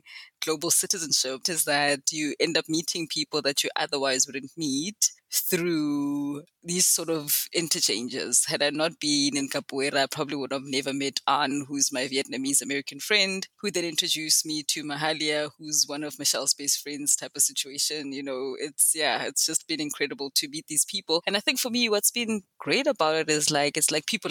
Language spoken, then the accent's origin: English; South Africa; also born or lived in Benoni, South Africa; I am South African. I live in a I don't think it's a small, it's not a small town. It's a city, but it has small town mentality and tendencies. It's called Benoni, which is not too far out from Johannesburg